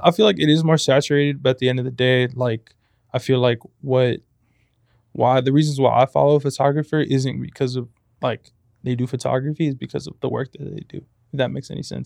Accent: Compton, California, United States; moved away as an adult; now in San Luis Obispo, United States; I'm from Compton

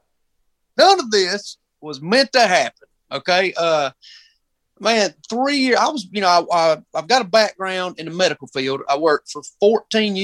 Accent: Union, South Carolina, United States; I'm from Union, South Carolina

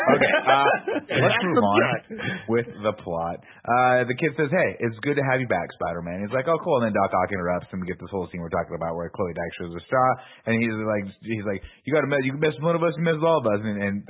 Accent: New York, United States; As a New Yorker, you get your lead pipe when you walk in.

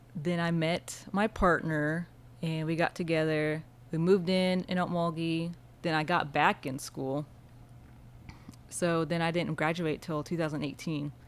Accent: Creek and Okmulgee Counties, Oklahoma, United States; also born or lived in Sapulpa, Oklahoma / Henryetta, Oklahoma / Dewar, Oklahoma; I grew up all over Creek and Oh, Mulgee Counties

